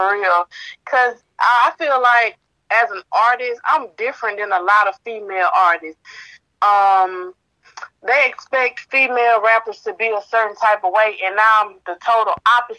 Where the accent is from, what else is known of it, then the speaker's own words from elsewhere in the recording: Selma, Alabama, United States; moved away as an adult; now in Birmingham, United States; I'm originally from Selma, Alabama, but I've been residing in Birmingham, Alabama for like the last 11 years.